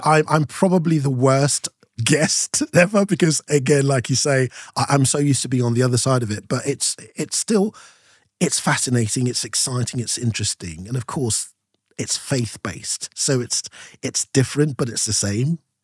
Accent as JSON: {"language": "English", "country": "Nigeria", "tie": "born or raised there", "moved": "as an adult", "lives_now": "United Kingdom", "said": "from seven all the way through to nineteen ninety, I lived in Nigeria, so I had my primary school, uh, secondary school, uni, all in Nigeria"}